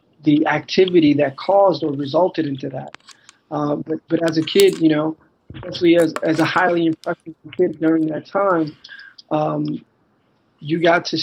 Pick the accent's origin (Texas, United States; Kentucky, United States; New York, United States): New York, United States; New York City; also born or lived in Buffalo, New York; born and raised in Manhattan, New York City, son of Dominican immigrants